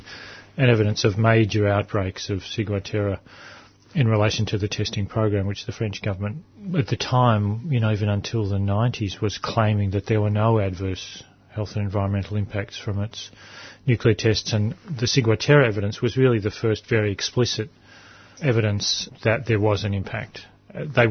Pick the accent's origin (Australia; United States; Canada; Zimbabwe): Australia; Adelaide, South Australia; I was born in Adelaide